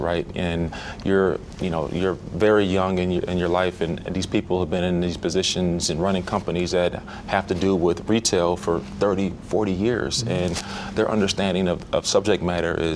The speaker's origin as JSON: {"language": "English", "town": "Minneapolis", "region": "Minnesota", "country": "United States", "tie": "born or raised there", "said": "growing up in Minneapolis."}